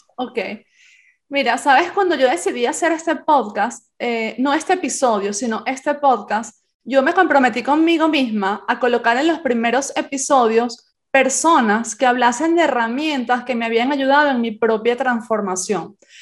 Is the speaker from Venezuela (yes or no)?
yes; Venezuela; also born or lived in Spain; now in Santiago de Compostela, Spain; como yo nací en España, pero me crié en Venezuela, Venezuela es mi, mi país de adopción